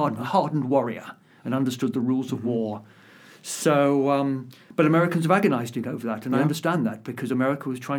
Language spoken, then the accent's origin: English; United Kingdom; as a British author